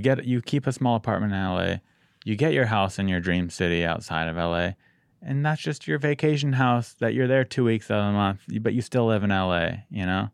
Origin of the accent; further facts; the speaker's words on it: San Diego, California, United States; I'm from San Diego, so I'm spoiled